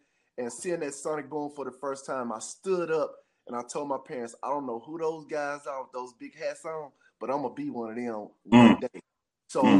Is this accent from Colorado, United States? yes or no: no; Jackson, Mississippi, United States; being a native of Jackson, Mississippi, it was a big deal for me to become JSU drum major